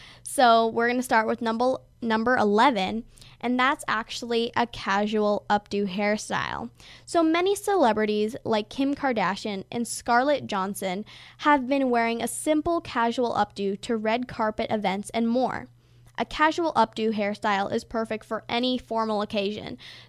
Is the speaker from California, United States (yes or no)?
yes; California, United States; I was actually born in California, so I'm, in fact, a California girl. I mean, I love it there. It's my home state